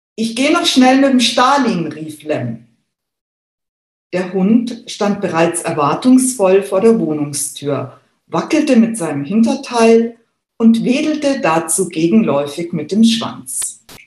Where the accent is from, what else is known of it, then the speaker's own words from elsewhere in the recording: Munich, Bavaria, Germany; Ich selber bin geborene Münchnerin, besser gesagt Giesingerin